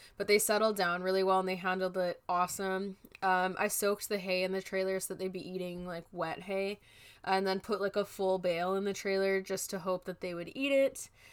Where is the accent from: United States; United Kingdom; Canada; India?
Canada; British Columbia; as a Canadian